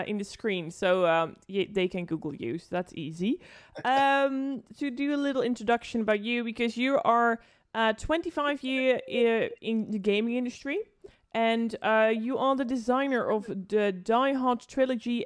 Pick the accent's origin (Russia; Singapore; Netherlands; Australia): Netherlands; I'm from the Netherlands.